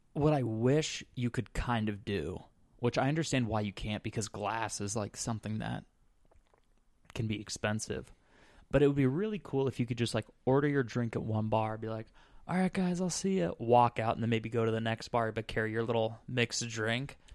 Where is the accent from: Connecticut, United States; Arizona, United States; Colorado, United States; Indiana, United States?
Arizona, United States; Scottsdale; moved away as an adult; also born or lived in Phoenix, Arizona; now in Midwest, United States; I'm from Phoenix, Arizona, well, Scottsdale, before I moved out here to the, the Great Midwest